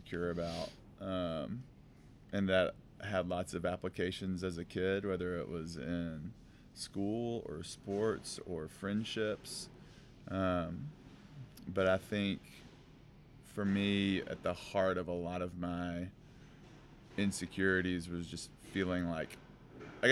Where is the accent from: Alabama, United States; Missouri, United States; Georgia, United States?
Alabama, United States; North; we grew up in North Alabama where a bunch of people like went hunting all the time with their dads